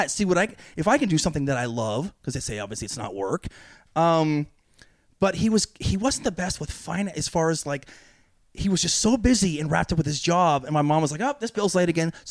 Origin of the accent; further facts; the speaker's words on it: California, United States; Uh, NorCal.